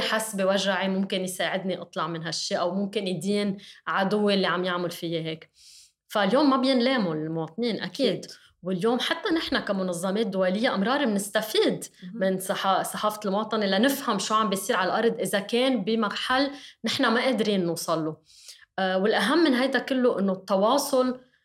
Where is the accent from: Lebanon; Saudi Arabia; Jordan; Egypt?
Lebanon; كلبنانيه كلنا